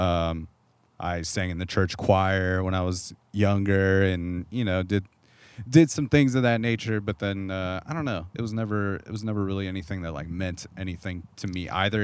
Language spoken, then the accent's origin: English; Corona, California, United States; where I grew up in Southern California, which is just concrete suburbs